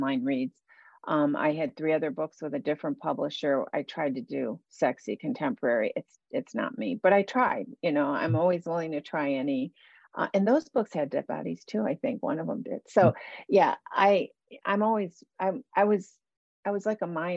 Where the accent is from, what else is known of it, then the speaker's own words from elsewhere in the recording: Buffalo, New York, United States; I grew up in Buffalo, New York